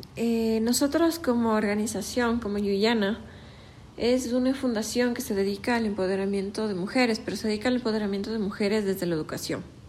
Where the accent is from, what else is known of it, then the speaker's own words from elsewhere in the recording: Ecuador; como jóvenes ecuatorianos